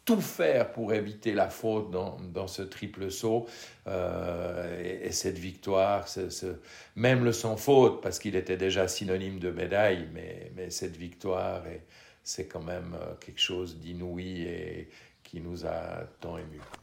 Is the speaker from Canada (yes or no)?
no; Switzerland